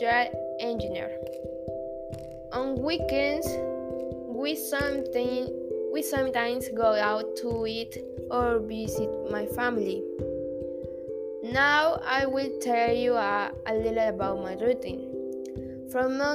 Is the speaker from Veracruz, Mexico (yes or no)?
yes; Veracruz, Mexico; also born or lived in Cardinal City; I was born in January 31st in Veracruz, but I actually live in Cardinal City.